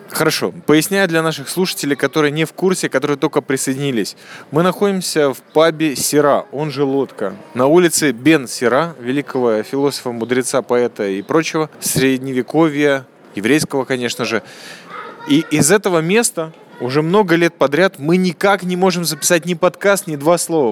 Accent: Riga, Latvia; moved away; also born or lived in Israel; я из Риги

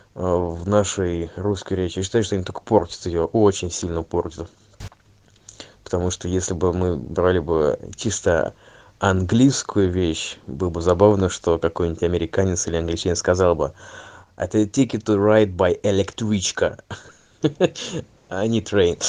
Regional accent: Saint Petersburg, Russia; я просто как самый стереотипный петербуржец

